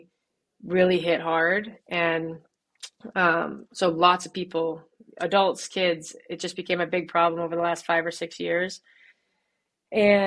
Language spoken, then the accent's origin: English; Birmingham, Michigan, United States; I grew up in Birmingham, Michigan